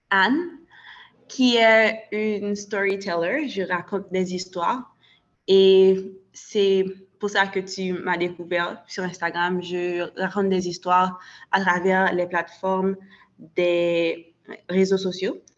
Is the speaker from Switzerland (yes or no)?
no; Haiti; moi d'affirmer que je suis haïtienne et aussi de rappeler aux gens euh, de ma communauté qu'ils peuvent être fiers d'être haïtiens.